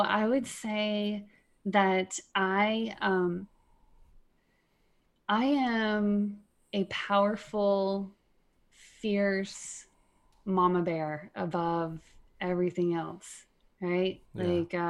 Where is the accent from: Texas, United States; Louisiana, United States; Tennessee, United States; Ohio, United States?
Texas, United States; East; now in Minnesota, United States; I grew up in East Texas and I was one of six kids